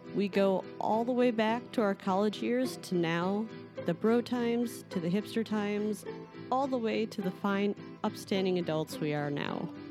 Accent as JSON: {"language": "English", "town": "Chicago", "region": "Illinois", "country": "United States", "said": "I'm from Chicago"}